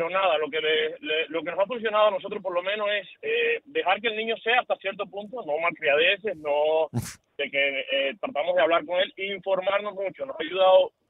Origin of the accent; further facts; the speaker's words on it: Cuba; now in United States; somos bien jóvenes. A nosotros nos criaron de, en Cuba, somos del campo de Cuba